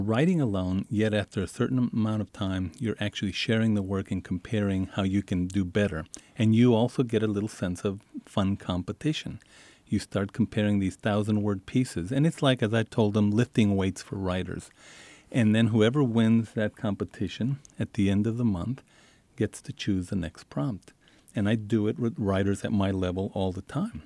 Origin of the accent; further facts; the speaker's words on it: El Paso, Texas, United States; when I grew up in Isleta and El Paso, every, every week we would go have dinner in Mexico